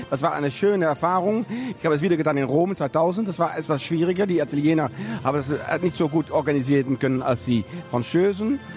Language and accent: German; Netherlands; accent: slight French accent; German is a second language; also born or lived in France; Genau, ich komme aus Holland, aber ich habe schon viele Jahre auch in Frankreich durchgebracht. Und das äh, ist auch der Grund, warum ich auch ein bisschen einen französischen Akzent habe.